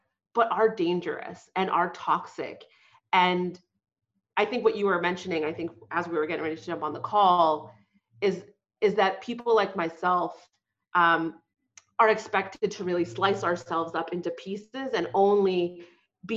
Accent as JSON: {"language": "English", "town": "Boston", "region": "Massachusetts", "country": "United States", "tie": "born or raised there", "said": "She immigrated to the U.S. Right before I was born in Boston. I grew up working class"}